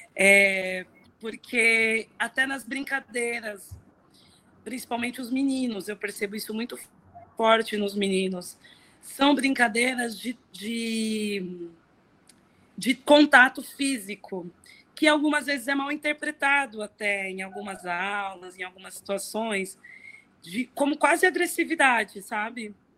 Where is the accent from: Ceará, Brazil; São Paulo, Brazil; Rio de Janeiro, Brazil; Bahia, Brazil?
São Paulo, Brazil; eu cresci no Inocop, no Inocop Campo Limpo, que é um bairro aqui na Zona Sul